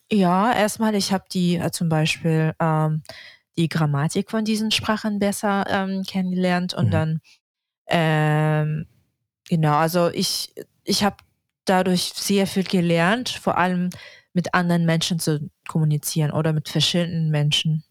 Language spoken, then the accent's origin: German; Yakutsk, Sakha Republic, Russia; German is a second language; moved away as an adult; also born or lived in Saint Petersburg / Hamburg; now in Berlin, Germany; Ich komme aus Jakutsk, aus Russland.